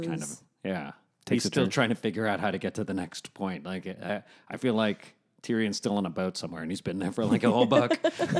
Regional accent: New York, United States; now in Los Angeles, United States; I'm going back to New York next month because I'm a New Yorker.

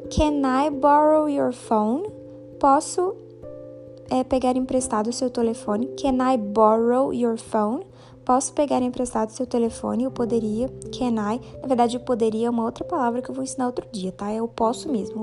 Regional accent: Minas Gerais, Brazil; eu sou de Minas Gerais. I am from Minas Gerais, Brasil.

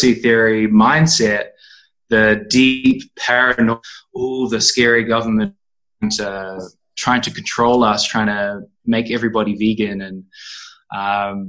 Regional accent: New Zealand; moved away as an adult; now in Berlin, Germany; I'm from New Zealand, and I've been living in Berlin for the past 2 years

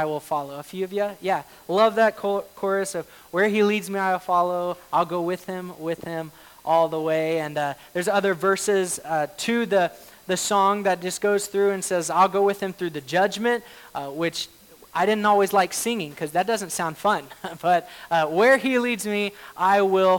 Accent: Oklahoma, United States; moved away as an adult; now in Washington, United States; I grew up in Oklahoma

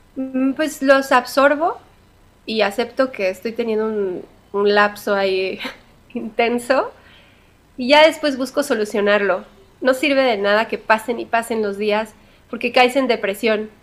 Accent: Mexico; soy bien mexicana

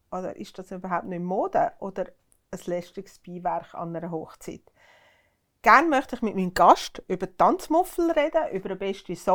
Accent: Uri, Switzerland; ich bin im Kanton Uri aufgewachsen, da hat es einfach dazu gehört, dass man einen Tanzkurs macht.

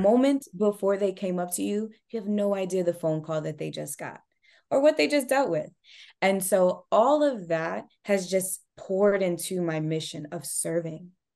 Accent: Rockland County, New York, United States; also born or lived in Brooklyn, New York / Miami, Florida / Haiti (family origin); So, I am from Rockland County, New York. I'm a Rockland County native.

